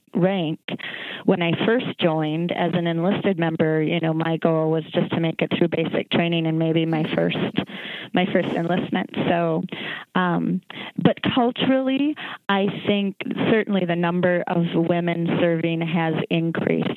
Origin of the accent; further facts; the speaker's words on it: Minneapolis, Minnesota, United States; I grew up in Northeast Minneapolis